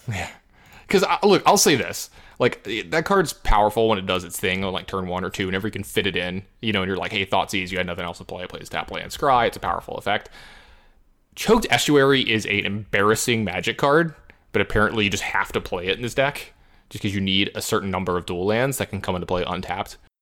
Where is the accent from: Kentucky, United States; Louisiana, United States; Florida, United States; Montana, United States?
Louisiana, United States; I'm from Louisiana